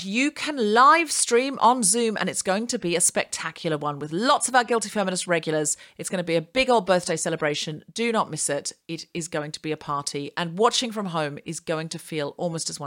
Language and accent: English; Australia; now in United Kingdom; I needed to get back to Australia